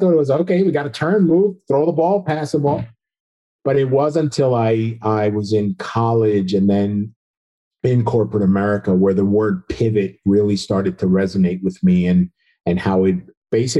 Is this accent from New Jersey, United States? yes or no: yes; New Jersey, United States; moved away as an adult; now in Central Florida, United States; I'm originally from New Jersey. So after 29 years in New Jersey, we are now down here in Central Florida